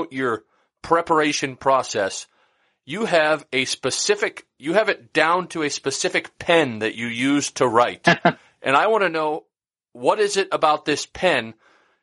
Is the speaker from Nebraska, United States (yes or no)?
yes; Nebraska, United States; moved away; Council Bluffs, which is about 30 minutes from my hometown in Nebraska